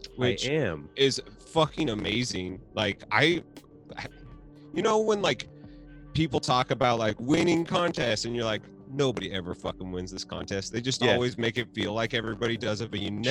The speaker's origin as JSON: {"language": "English", "region": "Oregon", "country": "United States", "tie": "born or raised there", "said": "I grew up out in Oregon"}